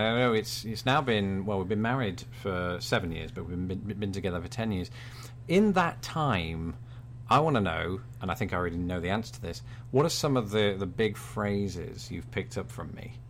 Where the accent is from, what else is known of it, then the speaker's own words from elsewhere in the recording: England, United Kingdom; accent: British; I'm the British one